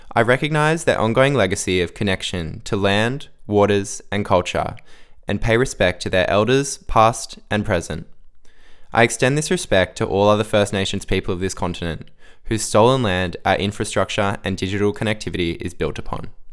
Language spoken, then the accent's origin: English; Central Coast, New South Wales, Australia; I'm actually from the Central Coast